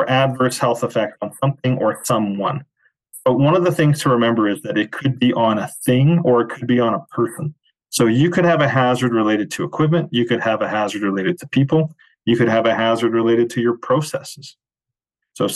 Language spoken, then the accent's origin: English; Calgary, Alberta, Canada; my very first job, I was 12 years old and I was a bat boy for the Calgary Cannons